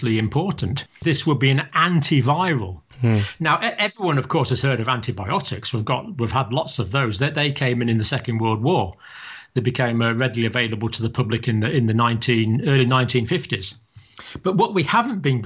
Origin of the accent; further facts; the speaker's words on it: Scotland, United Kingdom; now in England; I'm living in England. I was born in Scotland, but I have proud Irish ancestry on several sides of my family.